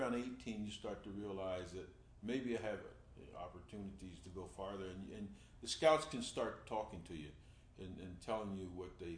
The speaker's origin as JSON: {"language": "English", "town": "Trenton", "region": "New Jersey", "country": "United States", "tie": "born or raised there", "said": "I grew up in Trenton, New Jersey"}